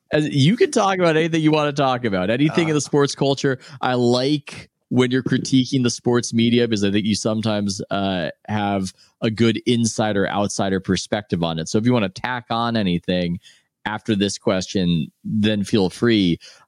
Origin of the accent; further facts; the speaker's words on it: San Diego, California, United States; I was growing up in San Diego.